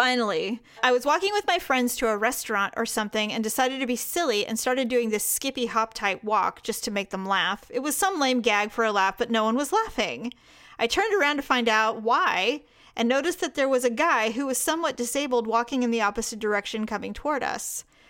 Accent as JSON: {"language": "English", "region": "California", "country": "United States", "tie": "born or raised there", "said": "I'm from Podunk, Northern California."}